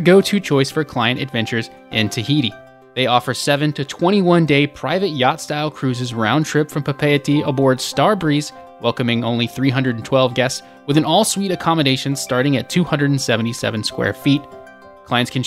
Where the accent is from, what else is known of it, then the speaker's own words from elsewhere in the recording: Atlanta, Georgia, United States; Represent Atlanta, my hometown